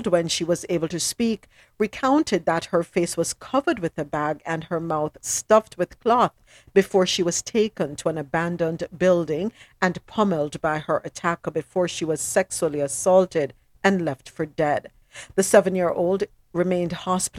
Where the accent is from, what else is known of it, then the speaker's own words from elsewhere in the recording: Jamaica; I am Jamaican. Mm-mm. I am Jamaican